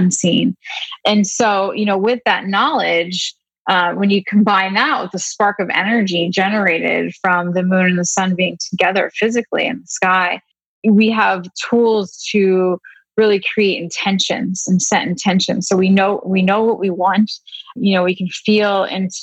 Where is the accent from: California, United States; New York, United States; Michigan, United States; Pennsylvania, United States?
Pennsylvania, United States; I grew up in Pennsylvania